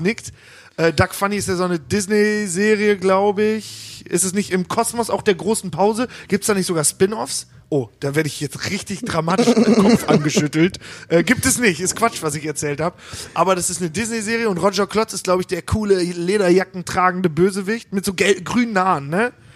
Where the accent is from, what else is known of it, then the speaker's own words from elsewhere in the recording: Hagen, North Rhine-Westphalia, Germany; bei Stocks bei uns in Hagen